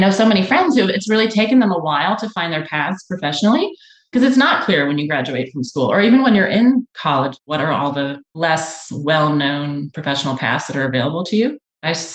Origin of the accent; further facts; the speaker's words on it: New York City, New York, United States; moved away as an adult; now in Houston, United States; I am a native New Yorker. I had the good fortune to be born in Manhattan in the early 80s and spent my almost entire life there